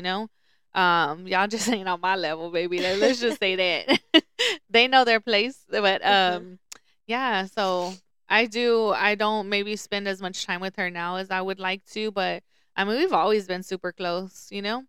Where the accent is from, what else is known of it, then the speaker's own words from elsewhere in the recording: Lubbock, Texas, United States; also born or lived in Dallas; I grew up in Lubbock